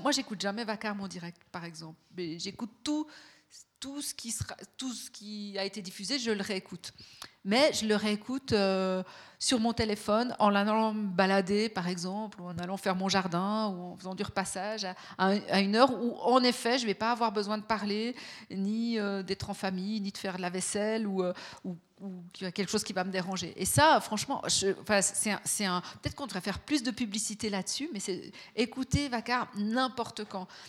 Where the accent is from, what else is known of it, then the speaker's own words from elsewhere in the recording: Fribourg, Switzerland; moi, je suis née à Fribourg, j'ai grandi à Fribourg